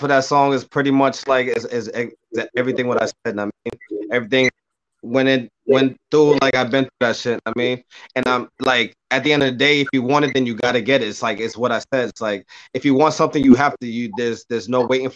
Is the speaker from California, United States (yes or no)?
no; Cambridge, Boston, Massachusetts, United States; moved away; I was born in Cambridge, Boston. I mean, shout out to Boston, 617. I mean, raised in 978